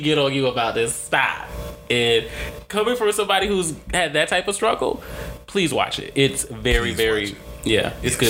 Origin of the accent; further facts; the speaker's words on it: North Carolina, United States; I was born in North Carolina.